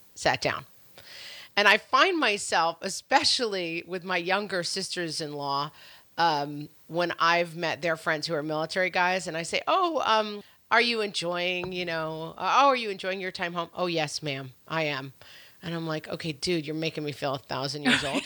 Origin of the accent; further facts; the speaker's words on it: New York, United States; And I was raised in New York. and we live in New York.